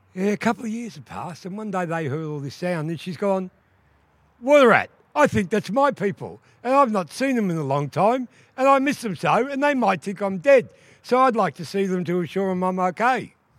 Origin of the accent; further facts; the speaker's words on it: Wurundjeri, Victoria, Australia; I'm from Wa people